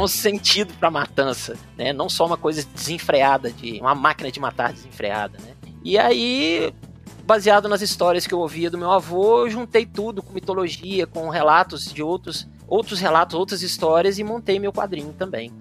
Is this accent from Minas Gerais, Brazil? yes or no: yes; Belo Horizonte, Minas Gerais, Brazil; aqui na minha terra, Belo Horizonte, Minas Gerais.